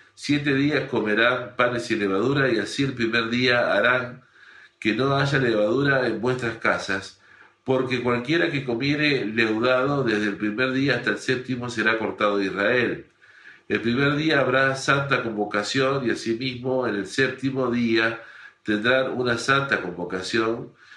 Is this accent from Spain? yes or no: no; Argentina